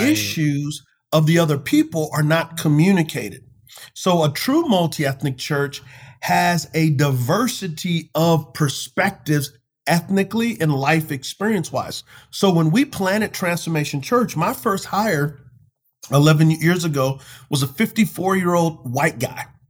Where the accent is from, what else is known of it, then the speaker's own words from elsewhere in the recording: United States; I love my country. I love being an American